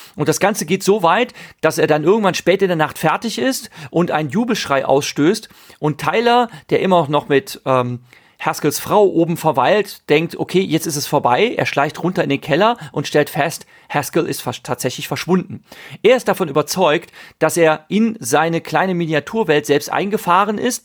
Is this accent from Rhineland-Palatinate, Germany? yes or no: yes; Ahr valley, Rhineland-Palatinate, Germany; zur Ahr, da komme ich her, ich bin im Ahrtal aufgewachsen